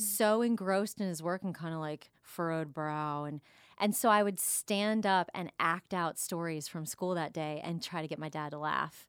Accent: Jupiter, Florida, United States; moved away as an adult; also born or lived in Wheaton, Illinois; I grew up in Jupiter, Florida

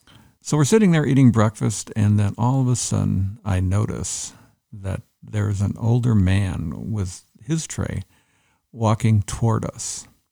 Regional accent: Netherlands; moved away as an adult; now in Canada; I lived there till I was about 19, and then I moved to Canada. And I moved to Canada, and I've been a retired pastor in Canada.

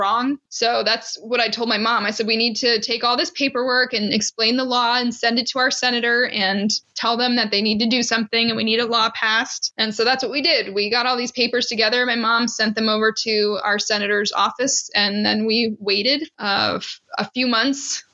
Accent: Maryland, United States; I'm from Maryland

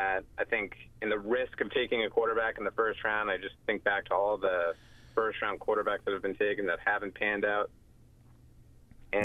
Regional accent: Massachusetts, United States; I'm actually from Massachusetts, but you guys thought I had a Rhode Island accent

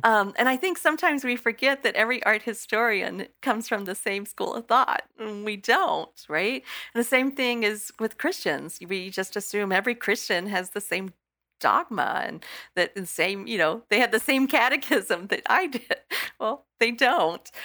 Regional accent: Texas, United States; moved away; I come from Texas

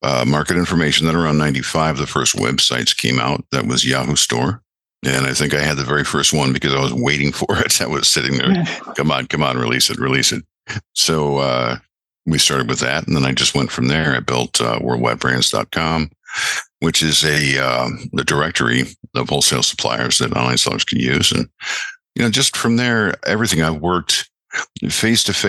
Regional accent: Rochester, New York, United States; moved away as an adult; now in Florida, United States; I grew up in Western New York, in Rochester, New York, moved to Florida 24 years ago

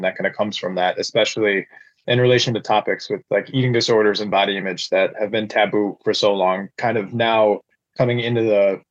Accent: Upper Peninsula of Michigan, United States; where I grew up in the Upper Peninsula of Michigan

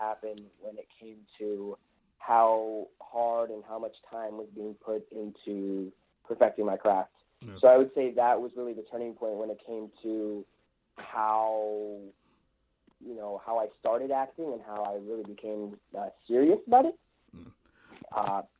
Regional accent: Los Angeles, California, United States; I'm born and raised in Los Angeles.

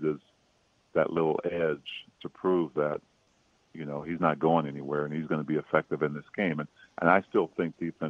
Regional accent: Prince George's County, Maryland, United States; I grew up in Prince George's County, Maryland

